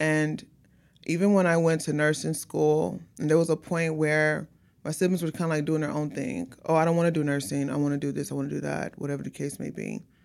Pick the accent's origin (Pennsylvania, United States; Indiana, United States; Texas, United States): Texas, United States; Houston; born and raised out here in Houston